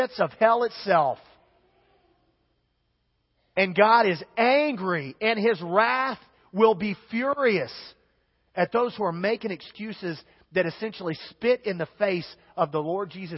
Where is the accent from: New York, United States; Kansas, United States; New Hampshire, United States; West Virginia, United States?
Kansas, United States; I'm from Kansas